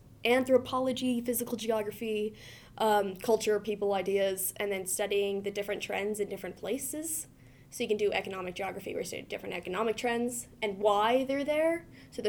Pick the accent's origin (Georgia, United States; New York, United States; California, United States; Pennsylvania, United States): California, United States; now in Montana, United States; I'm from California.